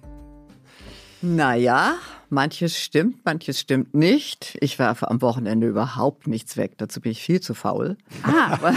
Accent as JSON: {"language": "German", "region": "Hamburg", "country": "Germany", "tie": "born or raised there", "said": "ich ähm, bin aufgewachsen in Hamburg, mhm. bisschen außerhalb von Hamburg"}